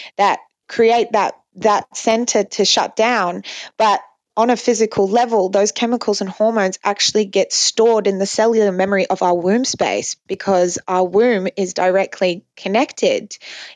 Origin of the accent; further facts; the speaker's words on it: Dubai, United Arab Emirates; I grew up in a Muslim country. I grew up in Dubai mainly